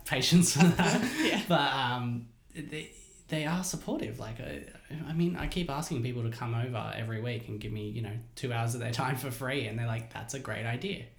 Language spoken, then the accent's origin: English; Hilltop, New South Wales, Australia; I grew up in Hilltop, um, and it was you know pretty safe, small place